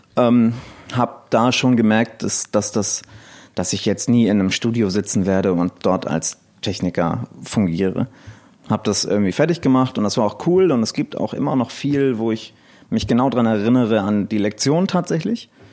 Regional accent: Elmshorn, Schleswig-Holstein, Germany; ich komme aus Elmshorn, äh, beziehungsweise noch genauer aus einem Dorf bei Elmshorn

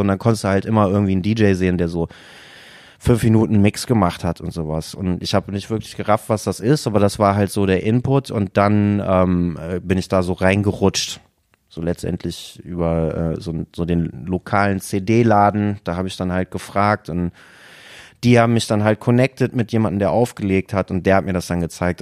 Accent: Haan, North Rhine-Westphalia, Germany; now in Düsseldorf, Germany; Ich bin nicht in Düsseldorf geboren, ich komme aber tatsächlich aus der Umgebung. Ich komme aus Hahn, da bin ich geboren

